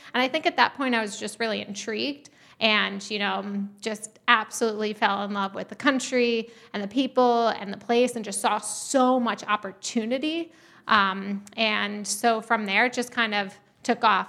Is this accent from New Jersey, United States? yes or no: no; New York, United States; moved away as an adult; also born or lived in Uganda / Minnesota; I grew up in New York.